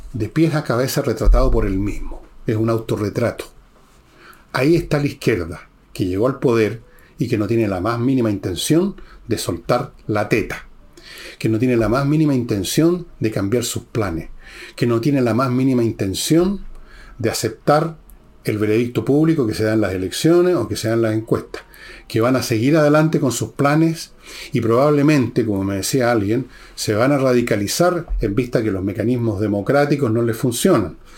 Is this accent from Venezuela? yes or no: no; Chile; me siento chileno. Y en segundo lugar o tercer lugar, siento que vengo de una familia, por un lado, francesa, por otro lado, un poco italiano, alemanes, pero soy chileno